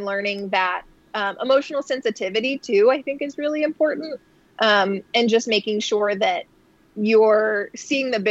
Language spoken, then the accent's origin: English; Florida, United States; moved away; I'm from Florida originally